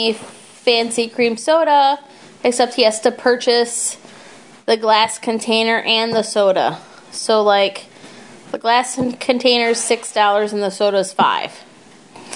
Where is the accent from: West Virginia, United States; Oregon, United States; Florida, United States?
Florida, United States; Palm Beach County; now in Michigan, United States; I grew up in Palm Beach County, like, capital of, like, Southern Judaism